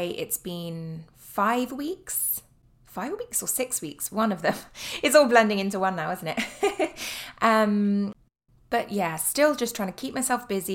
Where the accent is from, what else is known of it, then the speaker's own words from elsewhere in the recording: Cornwall, South West England, United Kingdom; I am from Cornwall, which is down in the tip in the southwest of England.